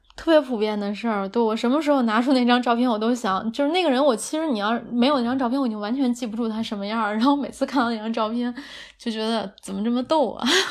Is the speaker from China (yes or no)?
yes; Beijing, China; 我很喜欢北京的秋天的，因为也是从小在这儿长大